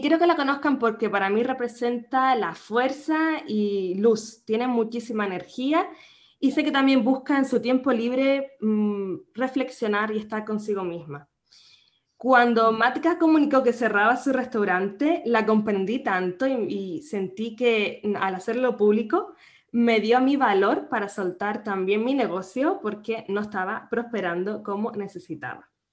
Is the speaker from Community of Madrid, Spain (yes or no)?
no; Canary Islands, Spain; nacida en Canarias